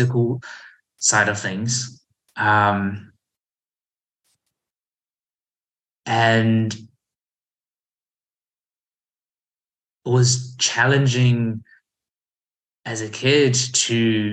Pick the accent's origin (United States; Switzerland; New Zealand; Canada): New Zealand; also born or lived in Taiwan; I was born in Taiwan and we moved to New Zealand when I was 4